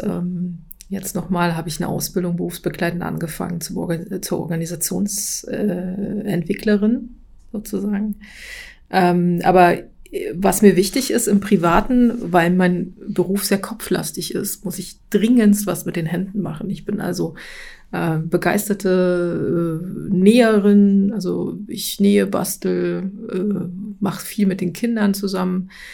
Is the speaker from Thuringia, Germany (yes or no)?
yes; Thuringia, Germany; moved away as an adult; now in Dierberg, Germany; ich bin eigentlich äh, aus Thüringen ähm, und ich bin erst vor drei Jahren nach Dierberg gezogen